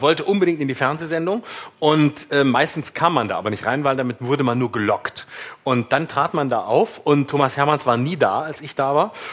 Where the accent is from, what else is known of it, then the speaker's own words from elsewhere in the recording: Lörrach, Baden-Württemberg, Germany; accent: Alemannic; now in Berlin, Germany; Ich komme aus Lörrach